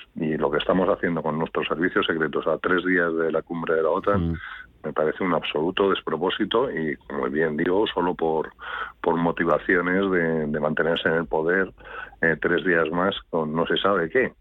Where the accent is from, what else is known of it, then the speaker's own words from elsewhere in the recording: Spain; Yo como ciudadano español